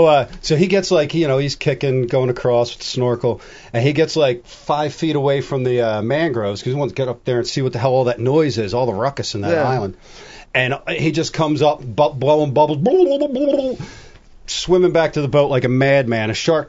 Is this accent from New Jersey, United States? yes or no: yes; New Jersey, United States; We're from Jersey.